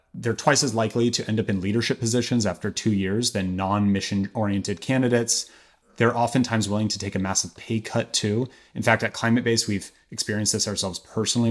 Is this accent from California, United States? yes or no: yes; Berkeley, California, United States; I'm from Berkeley, and I remember seeing inconvenient truth in theaters with my very Berkeley parents